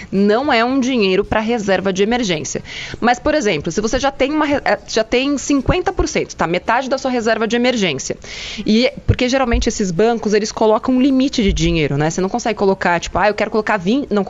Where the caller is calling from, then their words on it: São Paulo, Brazil; eu sou de Foxetuba, Alto Tietê de São Paulo.